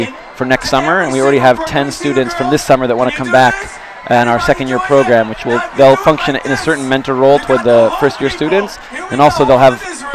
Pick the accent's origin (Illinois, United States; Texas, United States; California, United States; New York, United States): California, United States; Los Angeles; moved away as an adult; also born or lived in San Diego, California; now in Israel; I'm originally from Los Angeles, California.